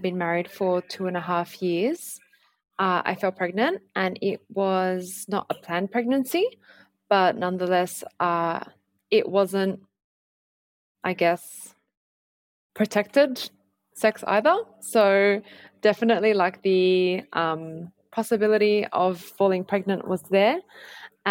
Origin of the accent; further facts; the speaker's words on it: Sydney, New South Wales, Australia; I grew up in Punchbowl, which is a suburb in Sydney's southwest